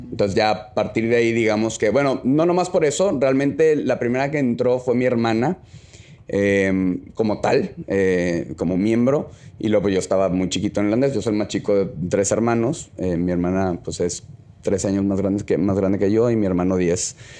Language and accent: Spanish; Monterrey, Nuevo León, Mexico; soy de aquí de Monterrey